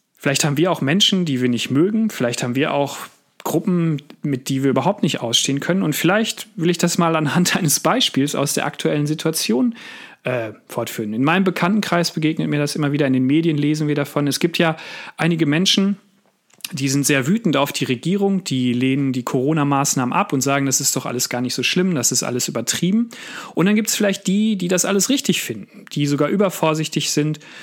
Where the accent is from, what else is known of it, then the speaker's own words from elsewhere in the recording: Sauerland, North Rhine-Westphalia, Germany; Ich bin in Westfalen aufgewachsen, im Sauerland habe dort meine Kindheit und meine Jugend verbracht